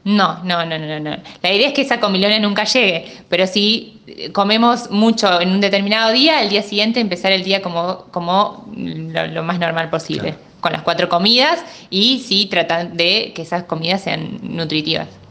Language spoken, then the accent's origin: Spanish; Morteros, Córdoba, Argentina; moved away; yo nací en Morteros y bueno, hoy, por, esta situación tengo toda mi familia lejos